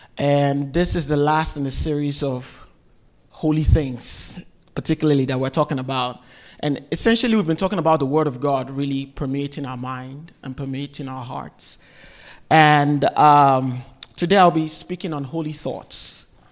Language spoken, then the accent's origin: English; Nigeria; now in United States; I'm from Nigeria. I grew up in Nigeria